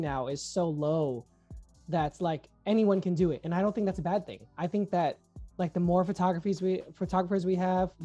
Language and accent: English; New York, United States; I'm from New York